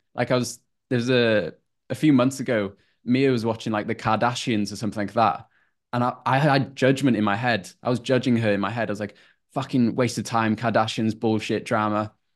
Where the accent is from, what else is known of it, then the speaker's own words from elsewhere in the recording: North Wales, United Kingdom; moved away as an adult; now in Queensland, Australia; from a super small town in North Wales, around 3,000 people population, and was there for 23